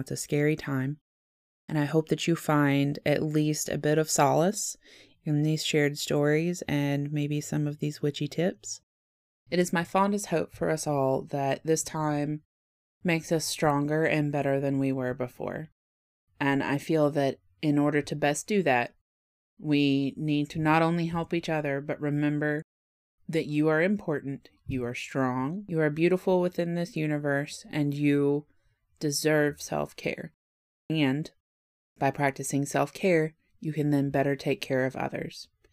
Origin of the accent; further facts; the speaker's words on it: the South, United States; I am polite and from the South